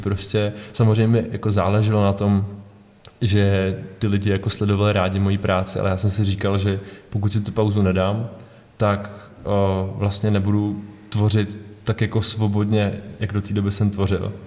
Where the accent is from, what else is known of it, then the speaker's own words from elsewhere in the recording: Karlovy Vary, Karlovy Vary Region, Czechia; já jsem z Karlových Varů